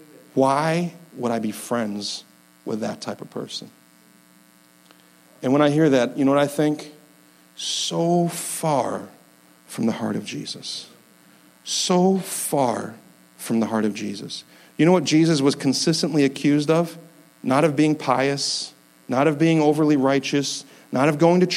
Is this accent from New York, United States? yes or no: yes; upstate New York, United States; I'm from upstate New York